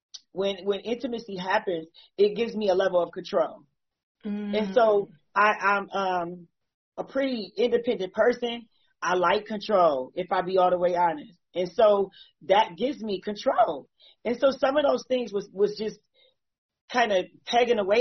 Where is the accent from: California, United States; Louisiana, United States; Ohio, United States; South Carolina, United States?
Ohio, United States; Akron; I'm from Akron, Ohio as well.